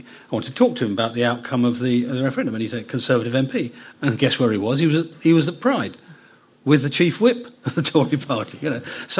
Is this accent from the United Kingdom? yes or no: yes; United Kingdom; So being British isn't about a brand. It's about what we are.